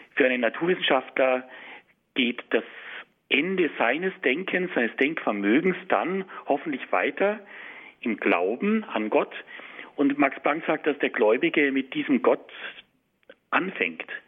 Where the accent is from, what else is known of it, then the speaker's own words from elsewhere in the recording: Germany; bei uns in Deutschland